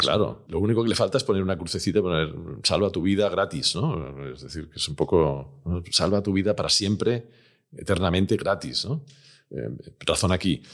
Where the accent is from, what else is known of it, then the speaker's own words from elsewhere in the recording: Barcelona, Catalonia, Spain; yo soy de Barcelona